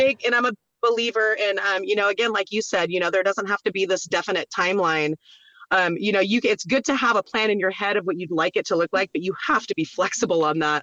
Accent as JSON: {"language": "English", "town": "Norco", "region": "California", "country": "United States", "tie": "born or raised there", "also_born_or_lived": "Roseburg, Oregon / Mammoth, California", "moved": "as an adult", "said": "I was born in Roseburg, Oregon, but I grew up in Norco, California"}